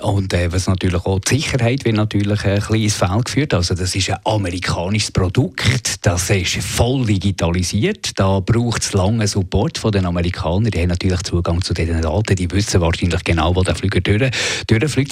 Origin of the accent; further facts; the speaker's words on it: Switzerland; als Schweizer